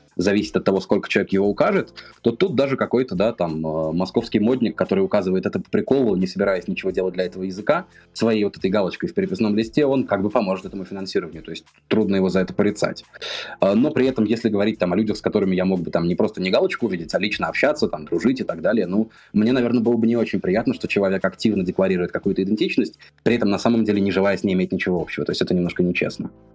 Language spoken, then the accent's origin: Russian; Pskov Oblast, Russia; moved away as an adult; часть моего детства прошла в Псковской области